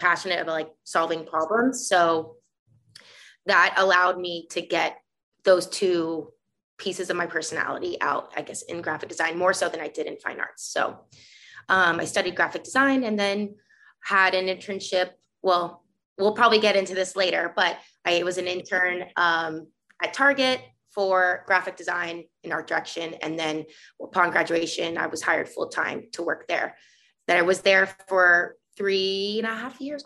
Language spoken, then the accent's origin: English; South Florida, United States; moved away as an adult; also born or lived in Minneapolis, Minnesota / New York; I was born and raised in Florida, South Florida